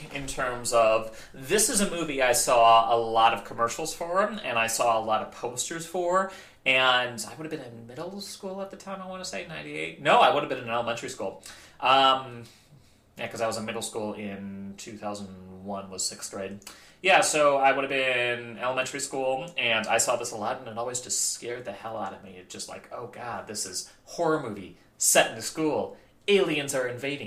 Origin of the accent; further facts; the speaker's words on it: Midwest, United States; I grew up in the Midwest